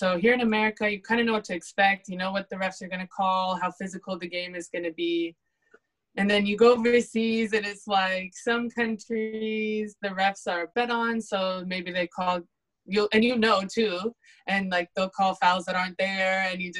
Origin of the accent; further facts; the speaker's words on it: Pullman, Washington, United States; also born or lived in Colorado; So I was born in Colorado. I've grown up in Pullman, this little tiny town in the middle of nowhere in Washington.